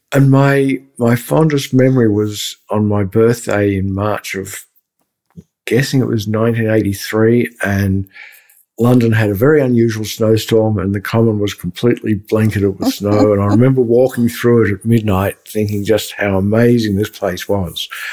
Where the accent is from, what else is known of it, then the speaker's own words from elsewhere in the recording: Melbourne, Victoria, Australia; my hometown, Melbourne, Australia